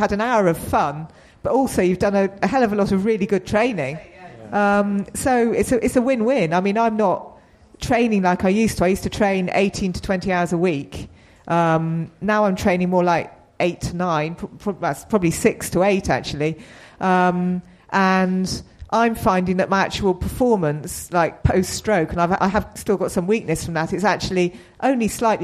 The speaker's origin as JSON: {"language": "English", "area": "New Forest", "region": "South East England", "country": "United Kingdom", "tie": "born or raised there", "said": "I grew up in the New Forest"}